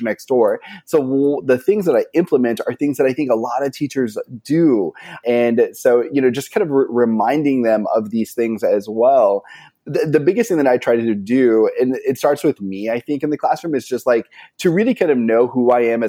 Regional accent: Maine, United States; now in Southern California, United States; I'm originally from Maine. I teach in Southern California right now.

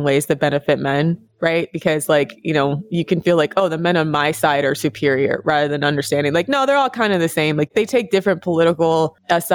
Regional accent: United States; I'm American over here

